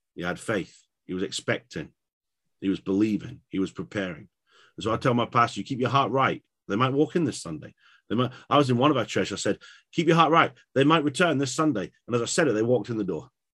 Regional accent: England, United Kingdom; I'm from England.

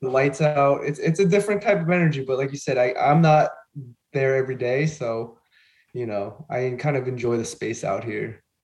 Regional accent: Long Island, New York, United States; also born or lived in Queens / Rochester; I grew up in Long Island, and then I moved out to Queens for a few years, and then ended up coming back up to Long Island. So I've been pretty much here my whole life

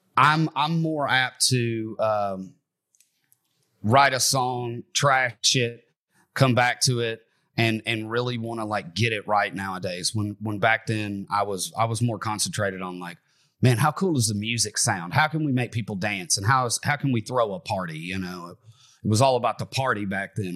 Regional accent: Bowling Green, Kentucky, United States; I'm from Bowling Green, Kentucky. I'm from right around where the … were from. And, uh, …, the, the guitar player, taught me how to play guitar growing up.

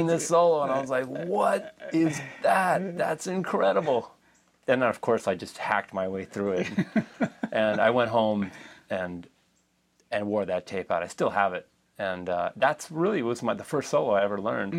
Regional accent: Moraga, California, United States; also born or lived in Oakland, California; I was born in Oakland, but grew up in a small town called Moraga

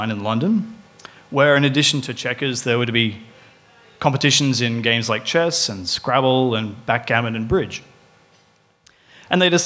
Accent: Queensland, Australia; now in Melbourne, Australia; I'm actually from Queensland

